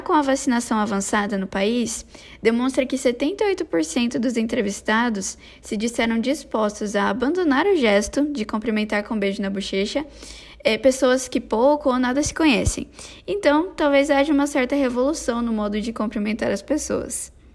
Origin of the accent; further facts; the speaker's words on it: Brazil; nós brasileiros sempre estávamos acostumados ao aperto de mão ou a beijinho de oi